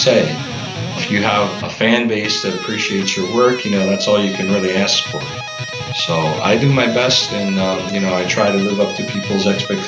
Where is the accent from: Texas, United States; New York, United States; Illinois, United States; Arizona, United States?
Illinois, United States; Chicago; I'm from Chicago area